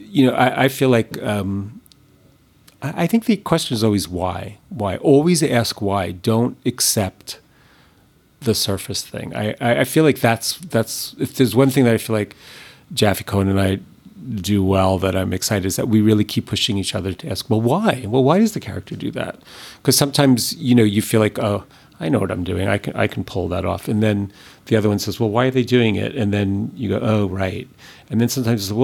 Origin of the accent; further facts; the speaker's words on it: New York, United States; I'm not from LA, I'm from New York